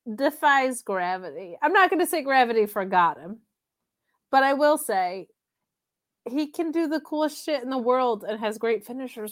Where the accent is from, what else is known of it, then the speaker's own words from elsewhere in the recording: Binghamton, New York, United States; My hometown of Binghamton, New York